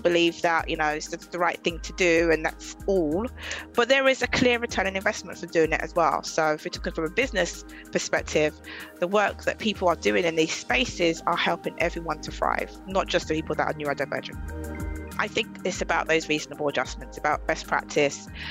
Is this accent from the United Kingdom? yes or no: yes; London, United Kingdom; I'm from Southeast London